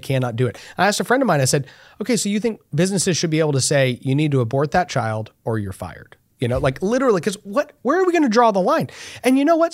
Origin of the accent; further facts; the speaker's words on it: Texas, United States; as a Texan